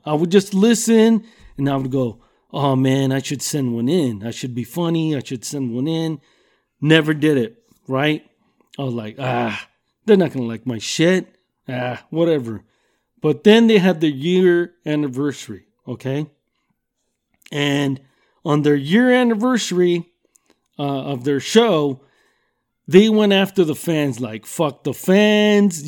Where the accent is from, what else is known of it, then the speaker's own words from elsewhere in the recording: Southern California, United States; I'm from Southern California and I've lived here all my fucking life